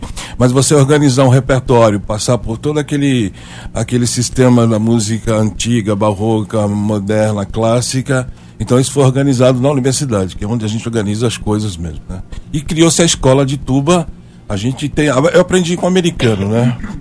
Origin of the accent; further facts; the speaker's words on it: São Bernardo do Campo, São Paulo, Brazil; moved away as an adult; now in Paraíba, Brazil; eu vim de São Paulo, eu sou de São Bernardo do Campo, terra lá dos automóveis